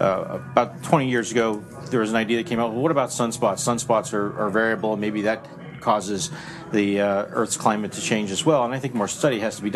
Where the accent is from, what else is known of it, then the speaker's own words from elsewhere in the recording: New Jersey, United States; moved away; I'm from Jersey. I'm a guy from Jersey, and it's a foreign land